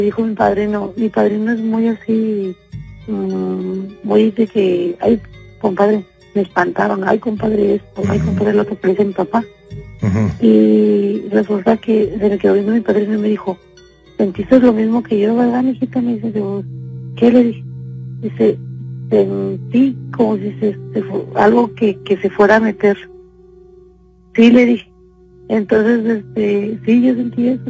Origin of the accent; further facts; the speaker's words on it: Mexico; moved away; en México nosotros, nosotros vivíamos en México, de hecho somos de México. Pero eh, tenemos 17 años aquí en Senado